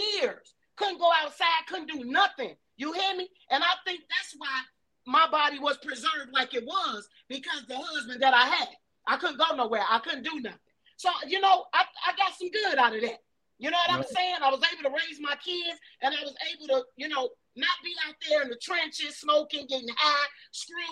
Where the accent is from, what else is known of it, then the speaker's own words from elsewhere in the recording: Chicago, Illinois, United States; also born or lived in Riverdale, Chicago; I was born in Augel Gardens